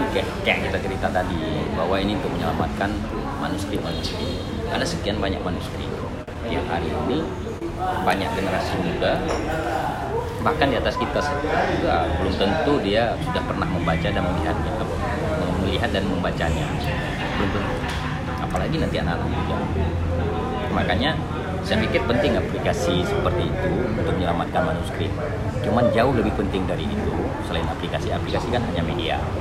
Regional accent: Aceh, Indonesia; kita orang Aceh

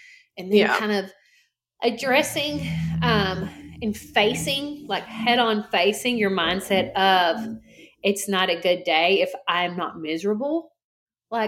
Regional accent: the South, United States; I'm from the South

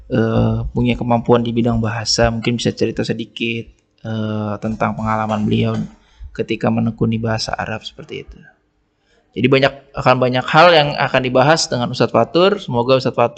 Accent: Jakarta, Indonesia; Uh, saya lahir di Jakarta ya. Walaupun uh, ayah saya dari Temanggung, ibu saya dari Ngawi. Jadi dua-duanya Jawa. Tapi uh, saya dibesarkan di Jakarta, orang Jawa tapi nggak bisa bahasa, bahasa Jawa.

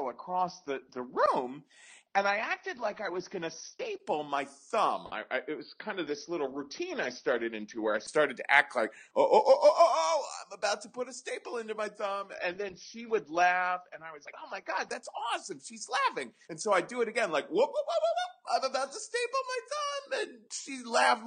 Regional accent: Cincinnati, Ohio, United States; I grew up in Cincinnati in the 70s

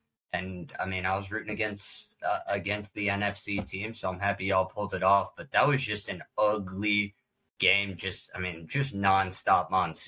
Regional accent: Atlanta, Georgia, United States; Yeah, 28. Born and raised in Atlanta. Went to Mississippi State with these guys

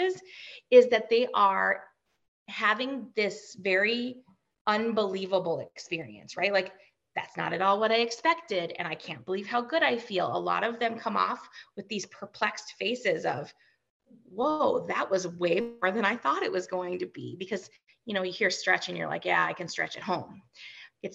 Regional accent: Fargo, North Dakota, United States; I'm from Fargo

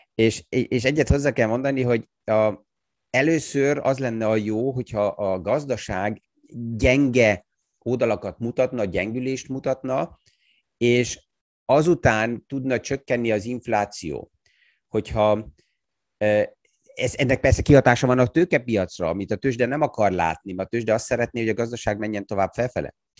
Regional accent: Austria; mint osztrák

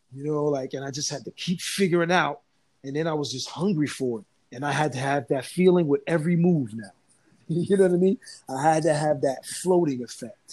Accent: New Jersey, United States; I grew up in Jersey

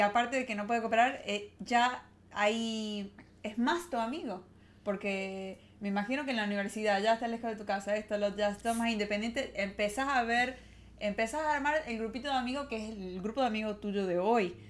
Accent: Argentina; de Argentina

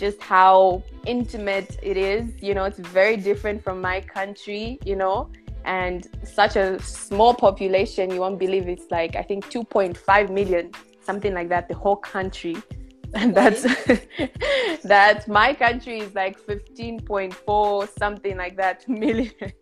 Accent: Zambia; moved away; I am Zambian, but currently I'm not in Zambia. Born and bred in Zambia.

